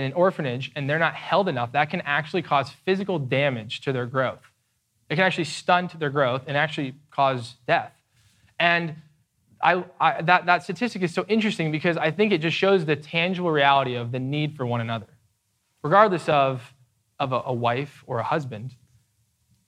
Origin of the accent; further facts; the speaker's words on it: United States; we are American evangelicals